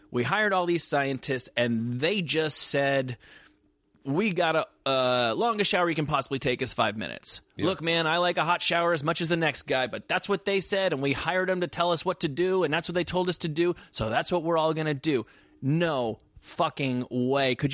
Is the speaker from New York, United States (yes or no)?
yes; Manhattan, New York, United States; I mean, I'm from Manhattan